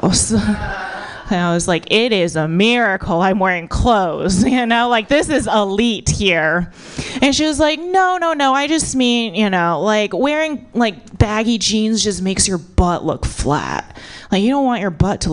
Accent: United States; born or raised there

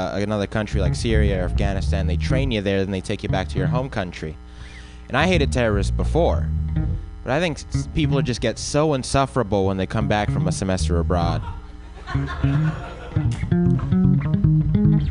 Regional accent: Compton, California, United States; I'm from Compton, California

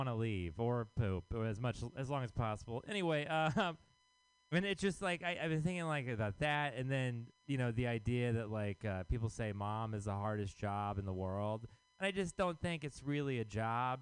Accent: Texas, United States; now in San Francisco, United States; I am from Texas.

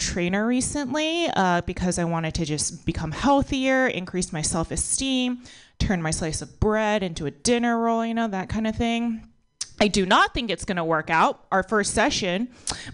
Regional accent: United States; I was born in America, but my parents are immigrants.

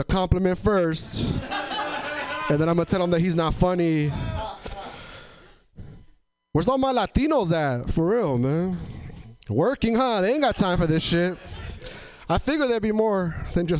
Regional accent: Tri-Cities, Eastern Washington, United States; now in Portland, United States; I come from an area in Washington called Tri-Cities, Washington.

